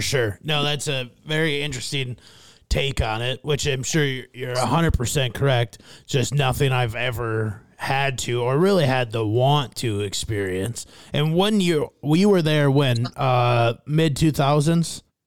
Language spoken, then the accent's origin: English; Fairmont, Minnesota, United States; my hometown of Fairmont, Minnesota.